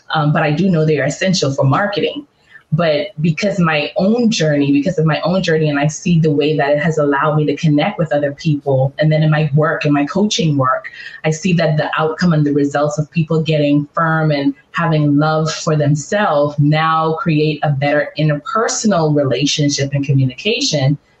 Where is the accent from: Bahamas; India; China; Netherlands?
Bahamas; also born or lived in California; now in Atlanta, United States; I grew up in the Bahamas